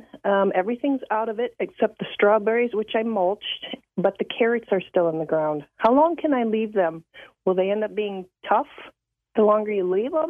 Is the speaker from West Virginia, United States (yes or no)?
no; Harrisville, Michigan, United States; moved away; I grew up in Harrisville. So wonderful place.